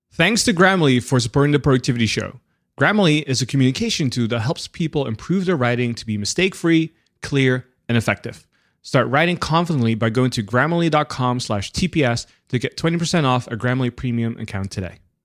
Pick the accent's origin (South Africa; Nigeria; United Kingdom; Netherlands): Netherlands; I grew up in the Netherlands